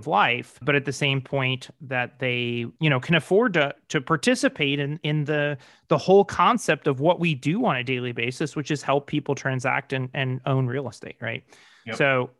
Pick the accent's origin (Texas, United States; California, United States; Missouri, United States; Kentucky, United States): Missouri, United States; St. Louis; moved away; I'm originally from St. Louis